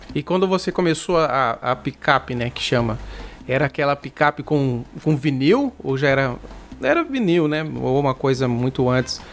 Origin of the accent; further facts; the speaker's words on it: Mato Grosso do Sul, Brazil; eu sou aqui do Mato Grosso do Sul